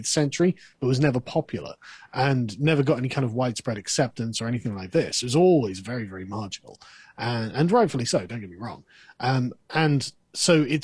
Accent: England, United Kingdom; I'm English

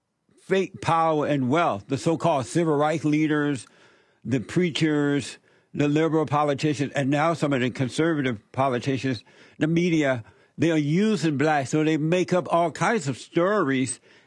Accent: Alabama, United States; I grew up in Alabama. I grew up under the Jim Crow law

